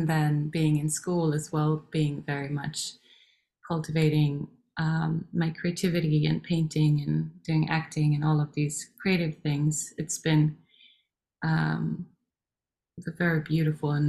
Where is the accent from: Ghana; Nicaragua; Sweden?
Sweden; also born or lived in Norway; born in Norway, and we moved to Sweden when I was 3 years old, and I grew up in a Waldorf school.